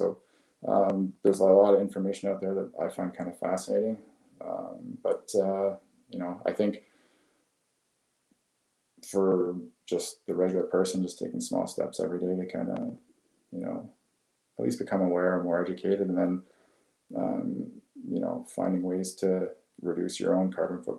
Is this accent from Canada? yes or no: yes; Canada; Unfortunately, you can't get into it as a Canadian